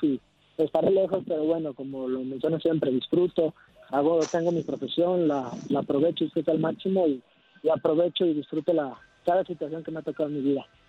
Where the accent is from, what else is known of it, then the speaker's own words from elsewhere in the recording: Mexico; moved away as an adult; also born or lived in Netherlands / Spain; now in Wellington, New Zealand; recién salí de México para allá